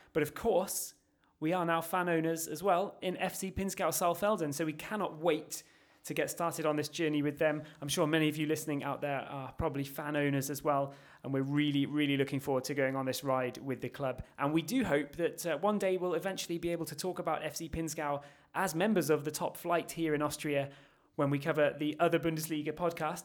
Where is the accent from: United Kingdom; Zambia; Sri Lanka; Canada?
United Kingdom; England; We're all from England